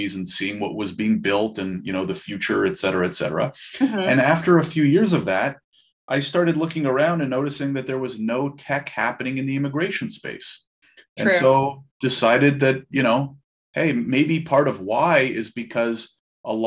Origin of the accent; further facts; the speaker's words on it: Ottawa, Ontario, Canada; I'm born and raised in Ottawa